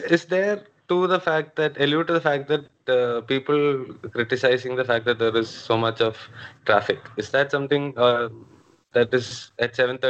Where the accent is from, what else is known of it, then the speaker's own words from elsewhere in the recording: Kozhikode, Kerala, India; I'm from Kerala, Calicut